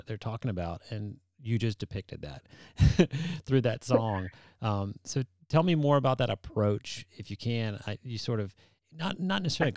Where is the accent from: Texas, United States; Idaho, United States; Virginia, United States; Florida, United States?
Texas, United States; Dallas; now in Canton, United States; I'm originally from Dallas, Texas, but I've been here in Georgia for many, many years